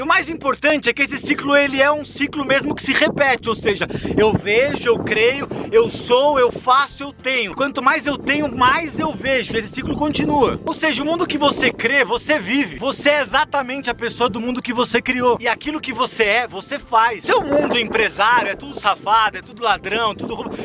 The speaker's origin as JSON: {"language": "Portuguese", "region": "São Paulo", "country": "Brazil", "tie": "born or raised there", "also_born_or_lived": "Dourados, Mato Grosso do Sul", "said": "eu nasci no Mato Grosso do Sul, na cidade de Dourado. E com 6 para 7 anos, minha mãe foi para São Paulo tentar uma nova vida como cabeleireira. Ficamos um ano com a minha avó Tereza, até minha mãe conseguiu juntar dinheiro para levar a gente para São Paulo"}